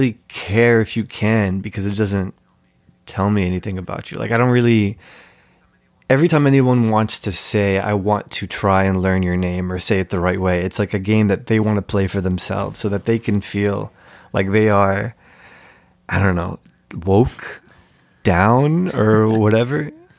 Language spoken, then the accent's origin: English; United States; as an American Muslim, as an American Egyptian, it's always been hard for me to parse like how American I am or how Egyptian I am.